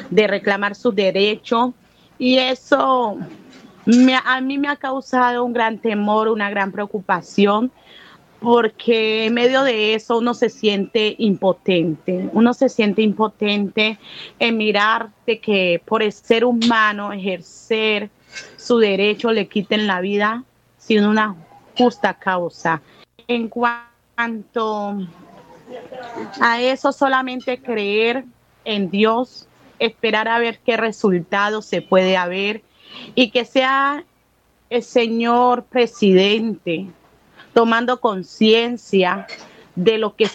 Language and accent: Spanish; Buenaventura, Valle del Cauca, Colombia; tengo 39 años, soy nacida y criada aquí en Buenaventura y en este sector.